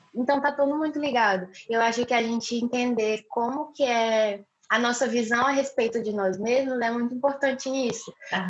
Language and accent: Portuguese; Rio Branco, Acre, Brazil; now in Florianópolis, Brazil; eu nasci em Rio Branco, no Acre